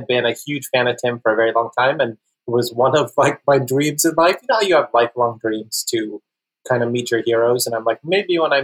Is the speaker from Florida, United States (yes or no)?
yes; Florida, United States; growing up in Florida was I wasn't really suited for it because, you know, I grew up on an island where I was like the only Indian person.